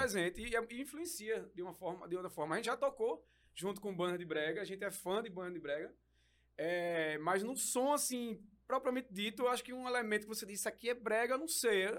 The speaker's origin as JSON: {"language": "Portuguese", "town": "Recife", "region": "Pernambuco", "country": "Brazil", "tie": "born or raised there", "said": "a gente é de Recife"}